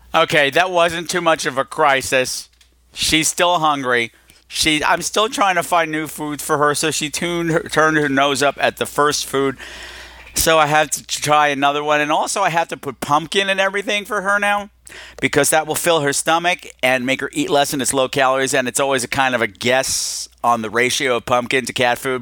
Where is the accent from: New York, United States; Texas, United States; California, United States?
New York, United States; We're both from New York